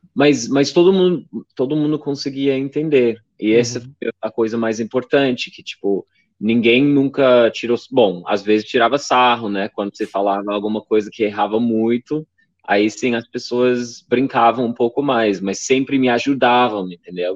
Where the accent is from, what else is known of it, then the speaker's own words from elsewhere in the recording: Maryland, United States; Portuguese is a second language; moved away as an adult; also born or lived in Pittsburgh / São Paulo; eu cresci no estado de Maryland e fiz a faculdade